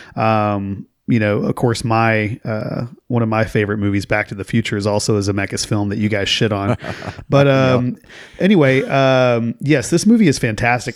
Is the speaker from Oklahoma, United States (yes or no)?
yes; Oklahoma, United States; growing up in Oklahoma